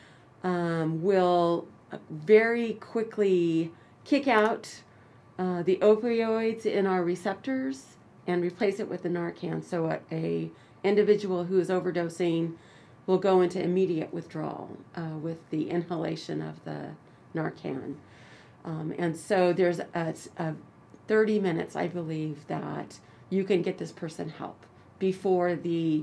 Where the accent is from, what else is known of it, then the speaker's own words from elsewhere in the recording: Choctaw Nation of Oklahoma, United States; I'm from the Choctaw Nation of Oklahoma